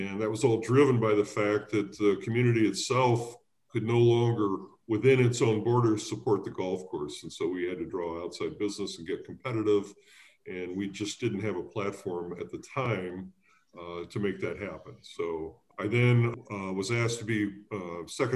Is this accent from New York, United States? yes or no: no; Decatur, Illinois, United States; moved away as an adult; also born or lived in West Lafayette, Indiana / Chicago; now in Lake Forest, United States; I grew up in Central Illinois in Decatur